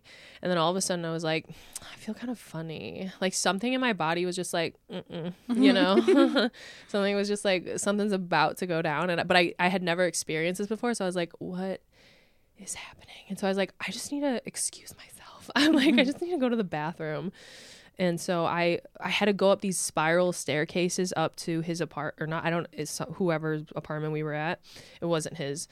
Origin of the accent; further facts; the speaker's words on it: McHenry County / Lake County area, suburbs of Chicago, Illinois, United States; I'm from the suburbs of Chicago, but like closer to Wisconsin than Chicago, really